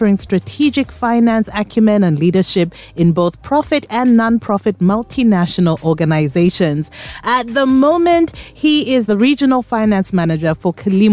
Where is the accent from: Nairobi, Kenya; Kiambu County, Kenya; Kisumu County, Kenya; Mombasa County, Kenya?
Nairobi, Kenya; now in Uganda; I was born in Nairobi